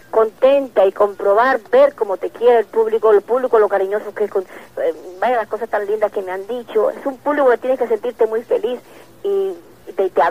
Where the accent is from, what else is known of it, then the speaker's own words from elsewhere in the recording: Argentina; now in Miami, United States; Eh, escúcheme, yo soy argentina. Ay, pues, ya no lo tengo el acento.